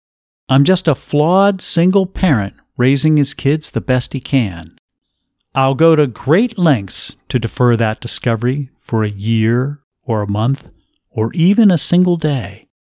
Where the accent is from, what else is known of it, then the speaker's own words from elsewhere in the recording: Pennsylvania, United States; I grew up in the Philadelphia suburbs, so in some ways, Sheila's destination makes things easier for me.